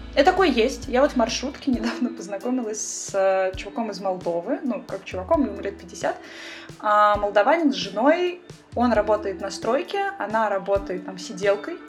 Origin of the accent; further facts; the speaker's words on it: Russia; moved away as an adult; also born or lived in Saint Petersburg, Russia; now in Israel; я из России, я программист, жила в Петербурге